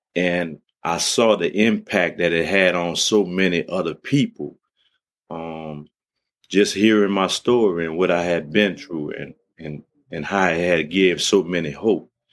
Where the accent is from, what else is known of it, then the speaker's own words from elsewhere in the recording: New Orleans, Louisiana, United States; growing up in New Orleans, um, we, we, we moved from the seven ward to the eight ward